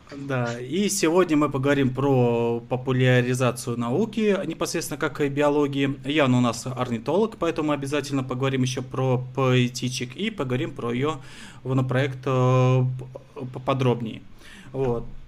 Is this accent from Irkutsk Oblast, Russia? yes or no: no; Moscow, Russia; я вот э, родился, вырос на Москве